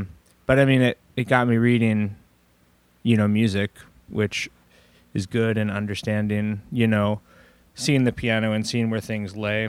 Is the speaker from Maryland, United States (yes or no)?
no; Portland, Oregon, United States; Yeah, I grew up in Southwest, so okay. This is at Riverdale grade school.